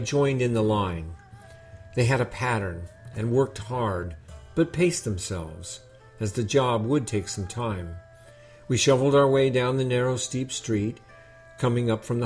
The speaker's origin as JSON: {"language": "English", "region": "California", "country": "United States", "tie": "born or raised there", "also_born_or_lived": "Japan", "moved": "as an adult", "said": "I grew up in California, not in the snowy mountains of Japan"}